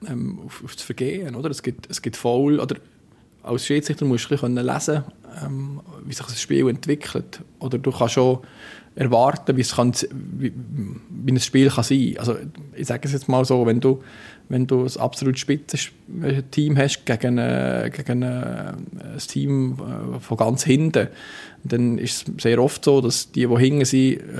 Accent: Bern, Switzerland; ich bin nicht als Berner auf dem Platz

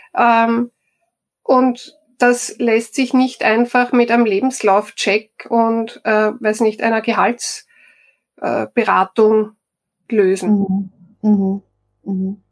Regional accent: Styria, Austria; moved away; also born or lived in Vienna; Ich komme aus der Steiermark.

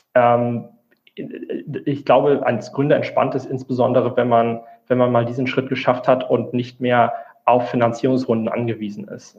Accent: Rhineland, Germany; moved away as an adult; now in Frankfurt, Germany; ich äh, komme eigentlich aus dem Rheinland

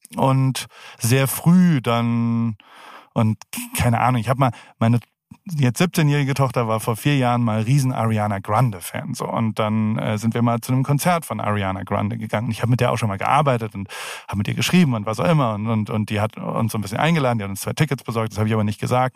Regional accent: Heidelberg, Baden-Württemberg, Germany; moved away as an adult; also born or lived in San Francisco, United States; now in United States; Ich komme aus Heidelberg

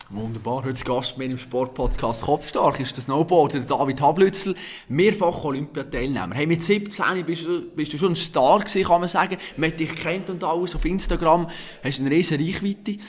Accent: Bern, Switzerland; Ich als Berner

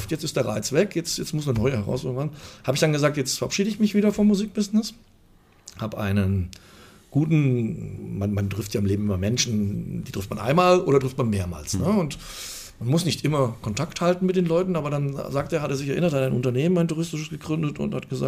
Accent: Fulda, Hesse, Germany; irgendwann gesagt, jetzt ist erstmal meine Heimatstadt. Da kam dann der, der, Entschluss zurück nach Fulda.

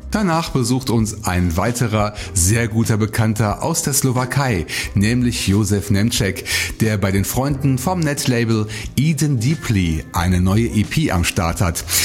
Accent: Bonn, North Rhine-Westphalia, Germany; meine Heimatstadt Bonn

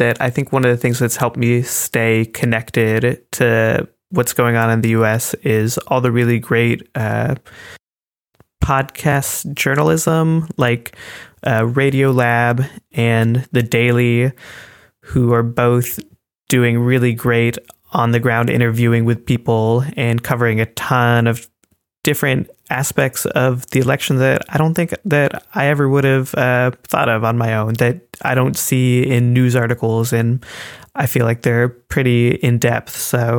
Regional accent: United States; now in Germany; basically feeling like you have to defend yourself whenever you're introducing yourself as an American, because people here are very politically minded.

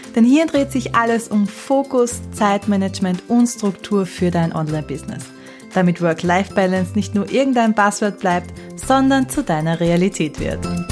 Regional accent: Austria; weil ich niederländische Wurzeln hab, aber ich bin, wie du vielleicht hörst, waschechte Österreicherin.

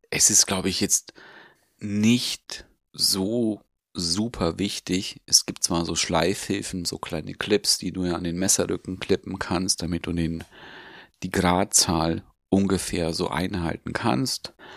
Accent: Augsburg, Bavaria, Germany; Bei uns in Augsburg

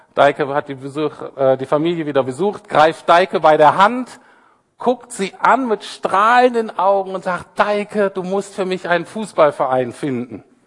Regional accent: Bremen, Germany; now in Berlin, Germany; Ich komme ja so aus Bremen, so ein bisschen

